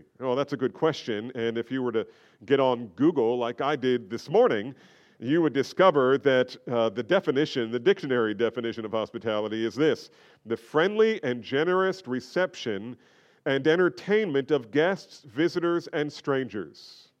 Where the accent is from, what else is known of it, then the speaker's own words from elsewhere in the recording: New Jersey, United States; Look, I grew up in New Jersey. We were trained not to make eye contact.